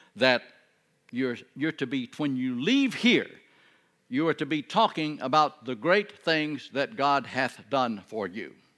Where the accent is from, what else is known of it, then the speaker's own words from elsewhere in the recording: Texas, United States; I'm from Texas